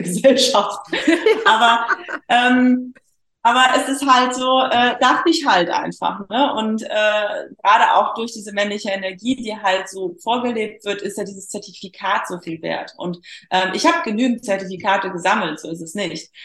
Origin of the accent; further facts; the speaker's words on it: Poland; moved away; also born or lived in Germany; ich bin halt geborene Polin